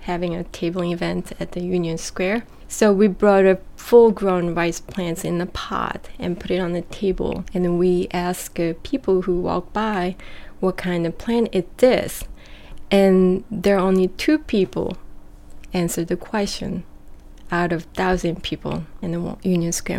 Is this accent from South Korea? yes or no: yes; South Korea; also born or lived in Japan; now in New York City, United States; what I grew up in Korea